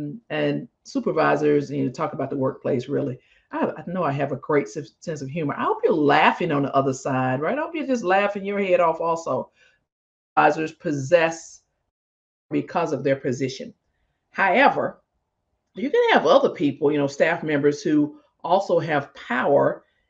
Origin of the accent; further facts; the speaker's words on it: Mississippi, United States; moved away; I grew up in Mississippi